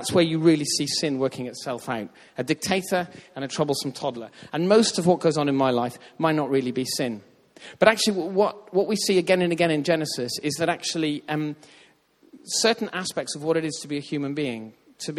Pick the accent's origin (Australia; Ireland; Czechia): Ireland; I grew up in Ireland where they talk about faith all the time.